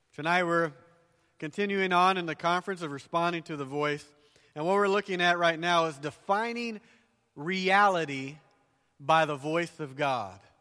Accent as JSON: {"language": "English", "region": "the South", "country": "United States", "tie": "born or raised there", "accent": "southern", "moved": "yes", "said": "I grew up down south, if you can't tell by my accent"}